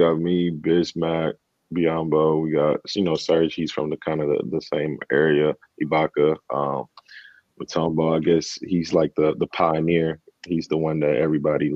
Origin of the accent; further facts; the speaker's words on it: Dallas, Texas, United States; also born or lived in Democratic Republic of the Congo; I grew up in Dallas